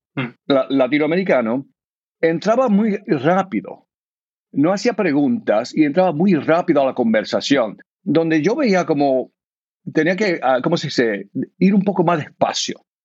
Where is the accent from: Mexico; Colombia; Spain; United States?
United States; also born or lived in Argentina; yo soy de aquí, de los Estados Unidos, mi familia es de Puerto Rico